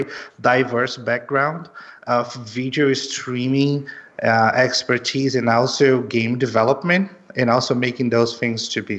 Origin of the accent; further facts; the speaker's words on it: Belém, Pará, Brazil; moved away as an adult; also born or lived in São Paulo, Brazil; now in Los Angeles, United States; I'm originally from Brazil. I'm from Belém, which is in the north of Brazil, but I lived in São Paulo 7 years before actually moving to Los Angeles.